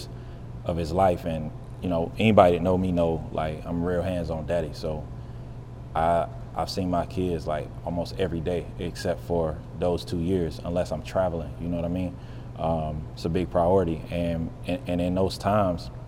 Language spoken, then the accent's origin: English; Western North Carolina, United States; now in Charlotte, United States; I'm not originally from Charlotte. Charlotte's home. It's a couple hours from where I'm from. I'm from the country, bro. I'm from Western North Carolina. Small town